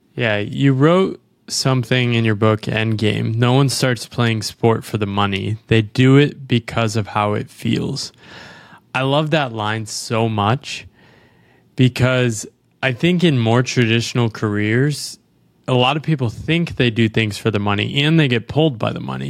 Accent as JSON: {"language": "English", "country": "United States", "said": "I'm an American"}